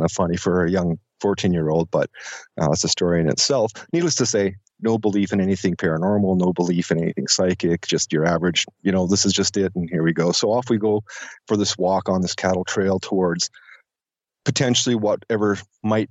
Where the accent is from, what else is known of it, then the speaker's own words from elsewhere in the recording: Penticton, British Columbia, Canada; right now I'm in Penticton, and at the time I was also living in Penticton. I was 14